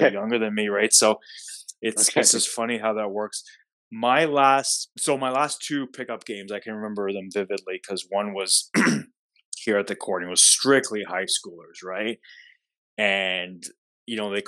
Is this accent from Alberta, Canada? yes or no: no; Toronto, Ontario, Canada; I'm not from here. I'm from Toronto.